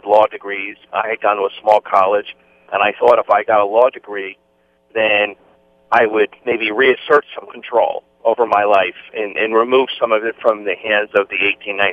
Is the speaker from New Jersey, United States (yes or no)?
yes; New Jersey, United States; I grew up in New Jersey